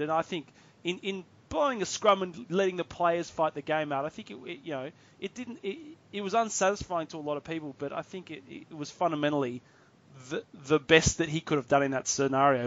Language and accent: English; Australia; as an Australian rugby fan